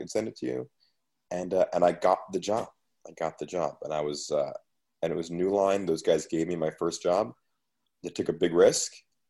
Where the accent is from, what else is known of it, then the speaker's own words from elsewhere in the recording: New York City, New York, United States; moved away as an adult; also born or lived in Los Angeles; I grew up in an apartment in Queens next to a video store